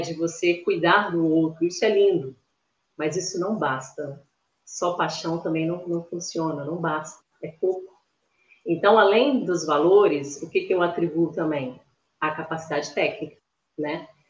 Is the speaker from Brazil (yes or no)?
yes; Espírito Santo, Brazil; moro aqui no Espírito Santo, sou capixaba da Gema